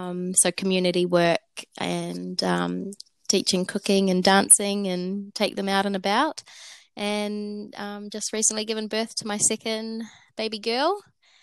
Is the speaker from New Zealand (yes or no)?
yes; New Zealand; moved away as an adult; now in Australia; I'm originally from New Zealand, been living in Australia for coming up 6 years now.